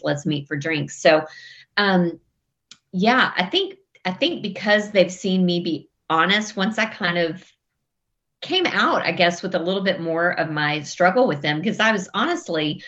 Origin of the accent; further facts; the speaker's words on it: West Texas, United States; I grew up in West Texas, kind of grew up in the Bible Belt in West Texas